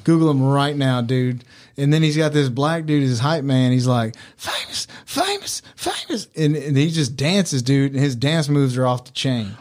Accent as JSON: {"language": "English", "region": "Mississippi", "country": "United States", "also_born_or_lived": "Mexico", "said": "We're from Mississippi"}